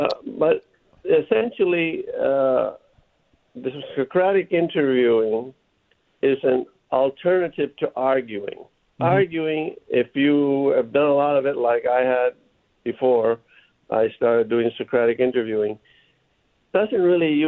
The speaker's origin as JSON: {"language": "English", "town": "New Haven", "region": "Connecticut", "country": "United States", "said": "For the record, I'm a Connecticut boy. I was born in New Haven, Connecticut, in Yale Hospital."}